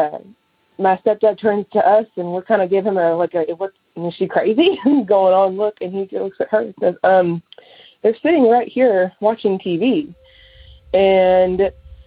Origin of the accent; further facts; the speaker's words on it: Sherman, Texas, United States; also born or lived in Denison, Texas; I'm from Sherman, Texas